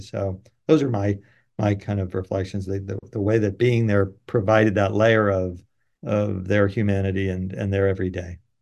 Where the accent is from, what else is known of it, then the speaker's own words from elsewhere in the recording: San Francisco, California, United States; I grew up in San Francisco